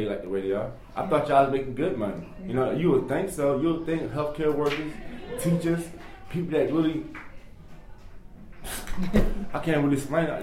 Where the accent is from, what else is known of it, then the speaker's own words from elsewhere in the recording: United States; I'm an American